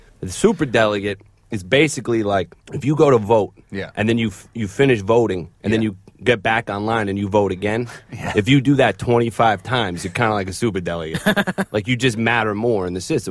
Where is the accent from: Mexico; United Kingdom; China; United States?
United States